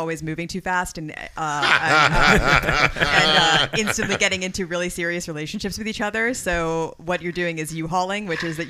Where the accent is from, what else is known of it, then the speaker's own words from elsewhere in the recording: Lancaster, Pennsylvania, United States; moved away; because I grew up out in Lancaster